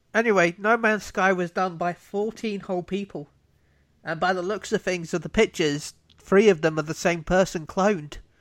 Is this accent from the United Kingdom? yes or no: yes; United Kingdom; I'm British